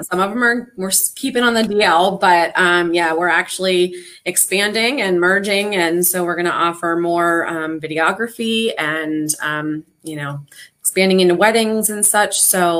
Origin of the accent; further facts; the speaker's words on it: Pittsburgh, Pennsylvania, United States; born there; I'm from the Pittsburgh area. That's where I was born, but I lived here when I was little, and I've lived here for about 12 or 13 years now. So this is kind of home, but Western PA is also home.